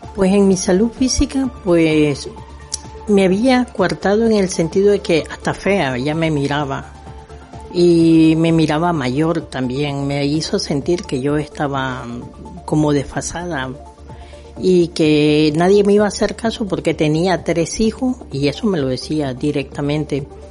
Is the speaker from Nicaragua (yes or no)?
yes; Nicaragua; moved away; mi país, en Nicaragua